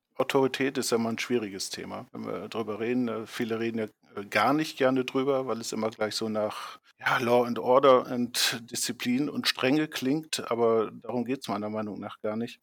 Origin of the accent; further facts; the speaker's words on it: Leer, Lower Saxony, Germany; hier in der Nähe äh, meiner Heimatstadt Leer eine Oberschule